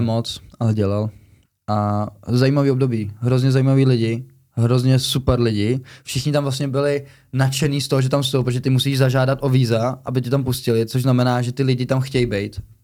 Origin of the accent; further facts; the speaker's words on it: Czechia; also born or lived in Germany; že jsem Čech